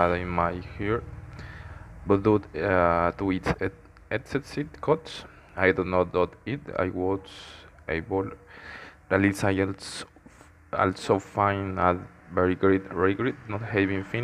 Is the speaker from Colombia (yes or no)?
yes; Colombia; English is a second language; I as a good Colombian